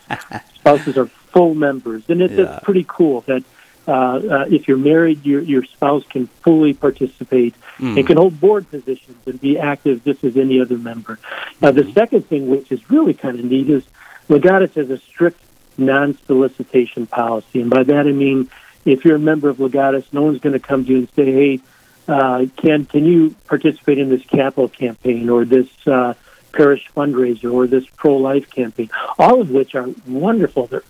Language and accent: English; Detroit, Michigan, United States; also born or lived in Ann Arbor; Born and raised in Detroit